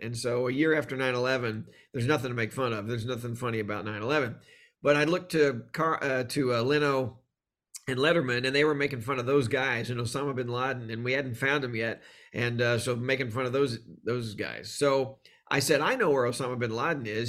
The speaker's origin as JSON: {"language": "English", "region": "Texas", "country": "United States", "tie": "born or raised there", "said": "I grew up in Texas"}